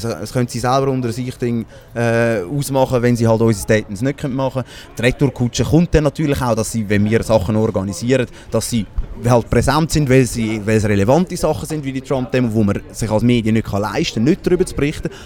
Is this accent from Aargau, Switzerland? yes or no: yes; Baden, Aargau, Switzerland; ich bin ursprünglich aus Baden